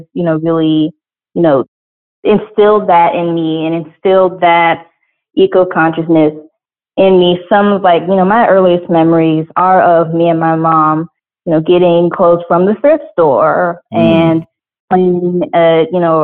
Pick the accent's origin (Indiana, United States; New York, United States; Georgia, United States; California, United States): Georgia, United States; Atlanta; growing up in Georgia, in Atlanta